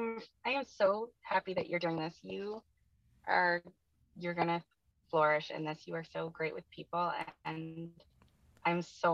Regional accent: Oakland, California, United States; born there; also born or lived in Monterey; So I lived with him in Monterey, California, and I was born in Oakland, like out at Treasure Island.

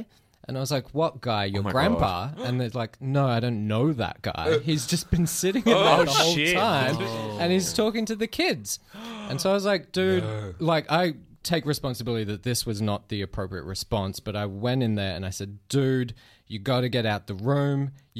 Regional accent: Philippines; also born or lived in Australia; No, I grew up in the Philippines and so I was playing with rabid dogs like pretty much every day.

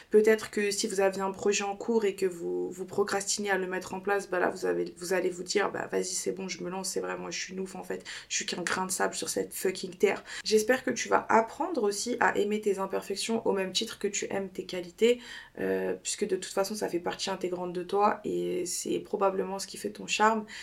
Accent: United States; je l'ai fait en anglais parce que encore une fois je le répète je suis une américaine

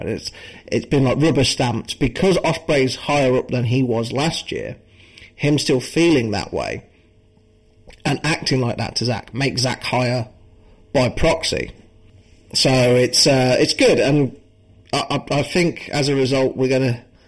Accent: United Kingdom; I am British myself

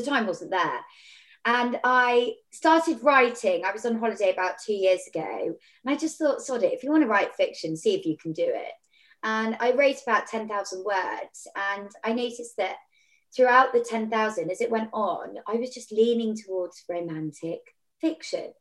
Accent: Devon, South West England, United Kingdom; I'm from Devon

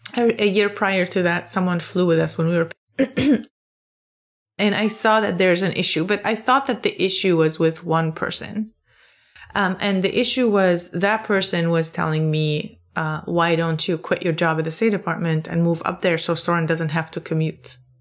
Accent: Lebanon; moved away as an adult; now in Maryland, United States; I grew up in Lebanon

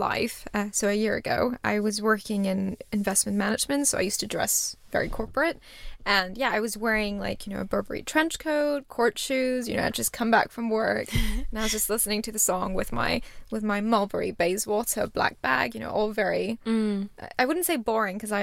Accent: Singapore; moved away as an adult; also born or lived in India / Edinburgh; now in London, United Kingdom; having been brought up in Singapore

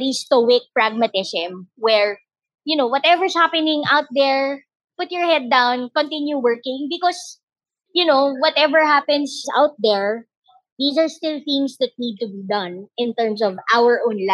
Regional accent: Philippines; we're citizens, because we're now Filipino citizens

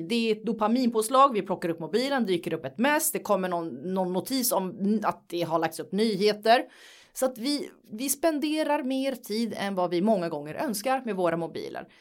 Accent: Nacka, Stockholm County, Sweden; jag är uppvuxen i Nacka i en finsk familj som kom till Sverige för väldigt, väldigt, väldigt länge sedan.

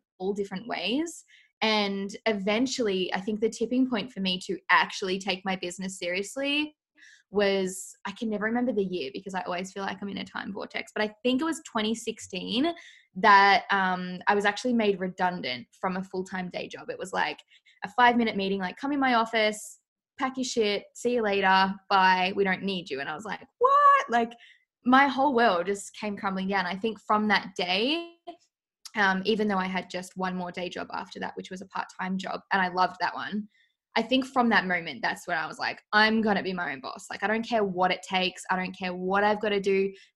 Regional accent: Australia; accent: Australian; I'm from Australia, as you can tell by my lovely accent

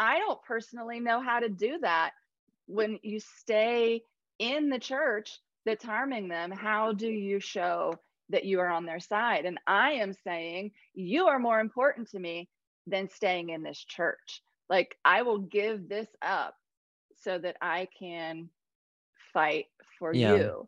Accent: Ohio, United States; moved away as an adult; also born or lived in Cambodia / South Carolina; now in Columbia, South Carolina, United States; I lived in Ohio for 39 years

